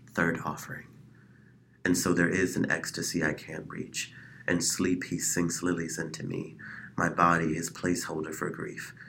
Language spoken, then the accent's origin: English; Chicago, Illinois, United States; now in Phoenix, United States; I am initially from Chicago, Illinois